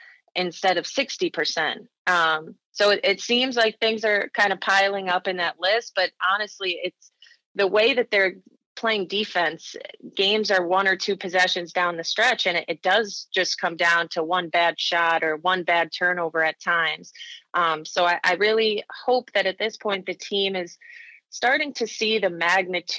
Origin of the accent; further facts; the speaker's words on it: New York, United States; I'm from New York, so I was back home kind of looking for jobs